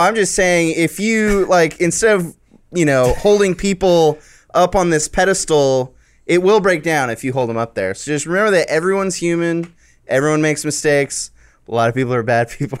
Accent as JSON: {"language": "English", "town": "San Diego", "region": "California", "country": "United States", "tie": "born or raised there", "said": "I grew up in San Diego"}